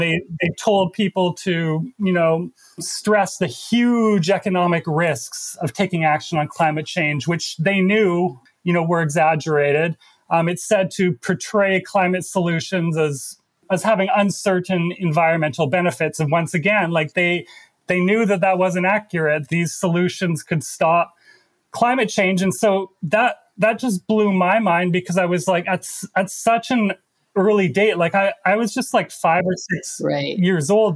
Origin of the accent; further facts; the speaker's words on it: Alberta, Canada; now in New York, United States; I'm originally from Canada and specifically the province of Alberta, which is home to the Canadian tar sands.